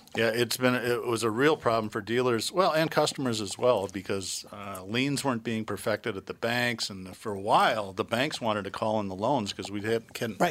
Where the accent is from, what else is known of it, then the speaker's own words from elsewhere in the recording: United States; I'm an American